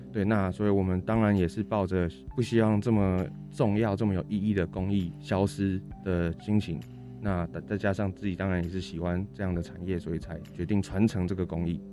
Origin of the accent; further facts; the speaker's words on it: Changhua, Changhua County, Taiwan; also born or lived in Taichung / Taipei; 加上我自己是台中人，对，我嗯。在彰化长大，台中读书